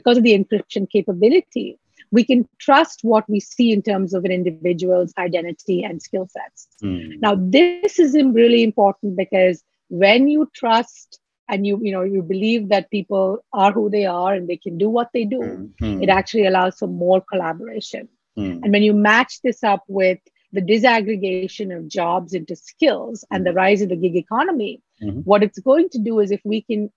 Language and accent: English; Mumbai, Maharashtra, India; moved away as an adult; also born or lived in Kerala, India; now in New York City, United States; from Kerala, I grew up in Mumbai. I'm here in New York City raising my family